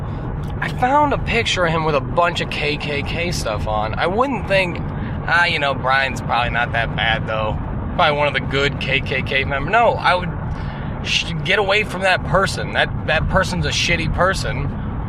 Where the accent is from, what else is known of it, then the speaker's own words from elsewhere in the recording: United States; as an American